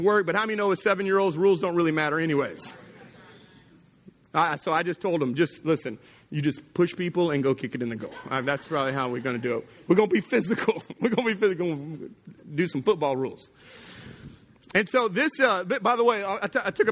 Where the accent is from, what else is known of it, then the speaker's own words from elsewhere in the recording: Texas, United States; now in Louisiana, United States; I grew up in Texas